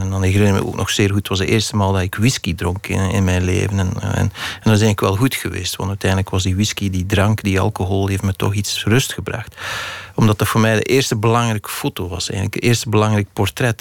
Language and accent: Dutch; the Belgian coast, Flanders, Belgium; die kust waar ik opgegroeid ben